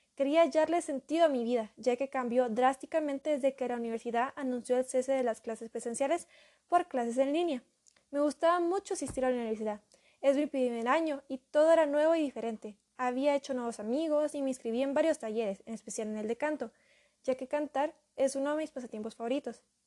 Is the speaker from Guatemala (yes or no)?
yes; Guatemala